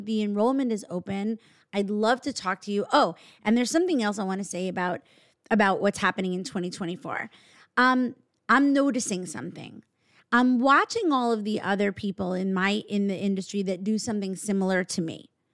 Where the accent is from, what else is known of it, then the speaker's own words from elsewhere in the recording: New York, United States; we're actually from New York